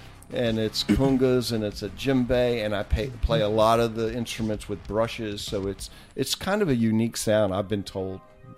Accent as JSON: {"language": "English", "town": "Virginia Beach", "region": "Virginia", "country": "United States", "tie": "born or raised there", "said": "But growing up in Virginia Beach"}